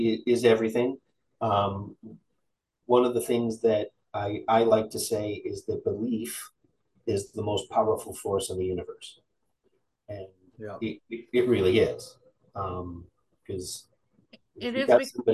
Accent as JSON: {"language": "English", "region": "Midwest", "country": "United States", "said": "because we're from the Midwest"}